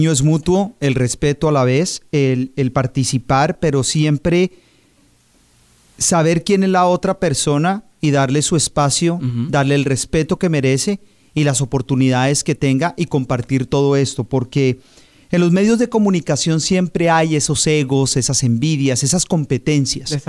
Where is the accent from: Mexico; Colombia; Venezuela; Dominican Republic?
Colombia; Bogotá; now in Palm Beach County, United States; Nací en eh, Bogotá, Colombia.